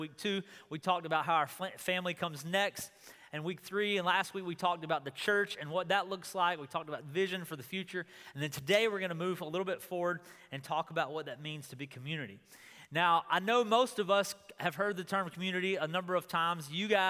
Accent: Goldsboro, North Carolina, United States; also born or lived in Wilmington, North Carolina; oh, I'm from North Carolina.

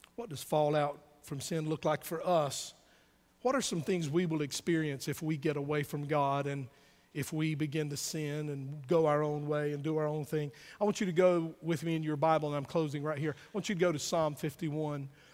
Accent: the South, United States; born or raised there

